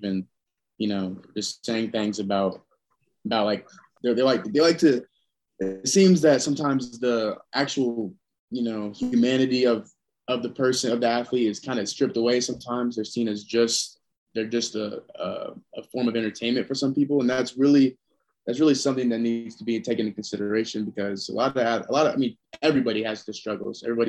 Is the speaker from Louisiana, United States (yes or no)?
no; Indiana, United States; moved away as an adult; now in Durham, United States; I'm from Indiana originally.